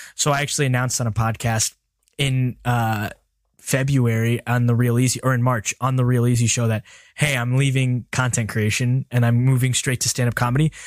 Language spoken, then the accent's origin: English; Birmingham, Alabama, United States; I'm from Birmingham, Alabama